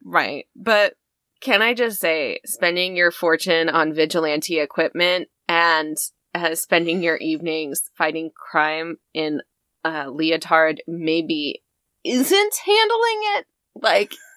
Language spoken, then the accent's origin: English; United States; we are an American family